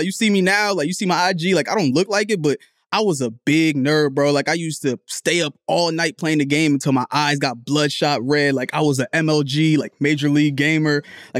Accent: New Jersey, United States; Like, I grew up, where I was born in Jersey, and my family's third world. Like, we're from Liberia, we're from Africa.

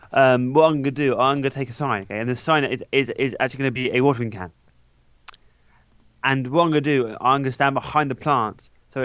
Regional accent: England, United Kingdom; I'll make the can and another sign saying I came from England to water the plants.

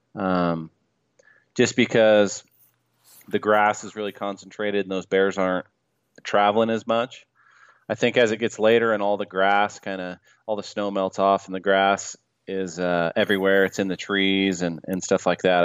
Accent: Salmon, Idaho, United States; I grew up in Salmon, Idaho

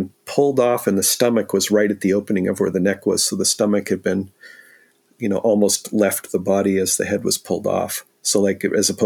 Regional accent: San Diego, California, United States; now in Pacific Northwest, United States; born and raised in San Diego

